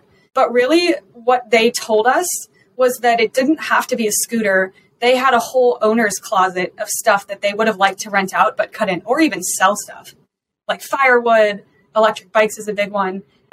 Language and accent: English; Colorado, United States; I'm also from Colorado, a local female founder